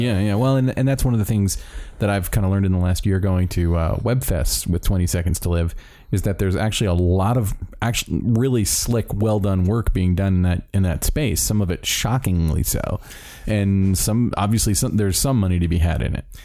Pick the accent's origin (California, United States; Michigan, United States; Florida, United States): Florida, United States; Miami; moved away; I was born in Miami